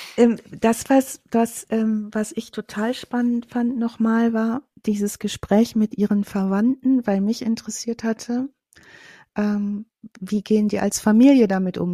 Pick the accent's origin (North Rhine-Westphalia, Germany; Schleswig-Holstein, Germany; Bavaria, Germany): North Rhine-Westphalia, Germany; Ich komme ja aus Ostwestfalen, vom Plattenland